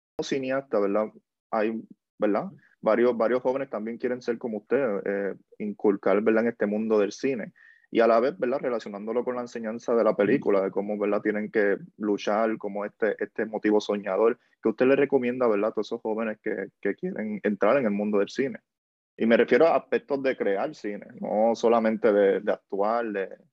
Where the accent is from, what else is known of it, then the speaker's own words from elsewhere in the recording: Puerto Rico; Como puertorriqueño lo puedo ver también aquí, en, ¿verdad? No me crié en un barrio, pero, pero sí me crié, crié en el campo, en, ¿verdad? en la zona rural